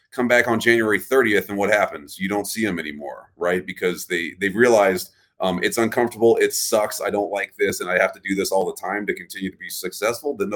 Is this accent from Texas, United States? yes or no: yes; Texas, United States; I'm from Texas, right? I just say don't trust nothing.